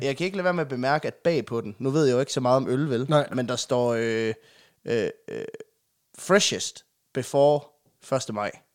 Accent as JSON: {"language": "Danish", "area": "West Jutland", "region": "Central Denmark Region", "country": "Denmark", "tie": "born or raised there", "said": "ude i Vestjylland, der hvor jeg er opvokset"}